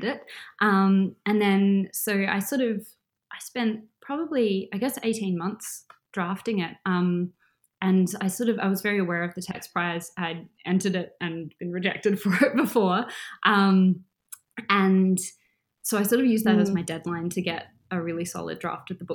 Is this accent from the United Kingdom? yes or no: no; Adelaide, South Australia, Australia; moved away as an adult; also born or lived in Melbourne, Australia; now in Perth, Australia; Adelaide, which is my hometown